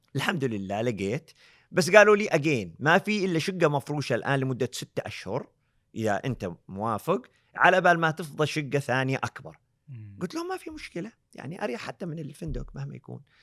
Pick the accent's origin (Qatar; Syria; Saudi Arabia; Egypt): Saudi Arabia; Eastern Province; also born or lived in Canada; انا من الشرقيه